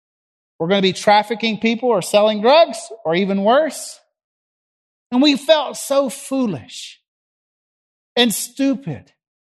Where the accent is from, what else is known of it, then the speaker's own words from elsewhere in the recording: the South, United States; accent: Southern; And hey, with my Southern accent back then, up there in Chicago, trying to reach a bunch of high school kids that spoke Yankee, Chicagoan, they looked at me cross-eyed.